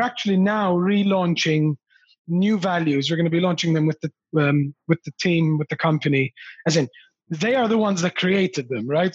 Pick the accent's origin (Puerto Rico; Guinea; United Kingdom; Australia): Australia; my parents emigrated to australia from malta